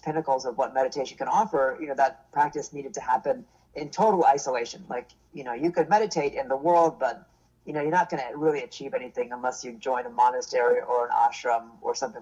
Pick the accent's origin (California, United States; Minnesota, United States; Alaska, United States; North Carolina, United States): California, United States; East Bay, Northern; moved away as an adult; now in New York, United States; I grew up in the East Bay in Northern California